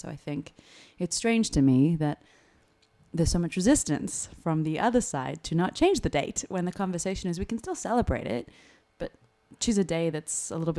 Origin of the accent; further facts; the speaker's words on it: Australia; I'm Italian Australian.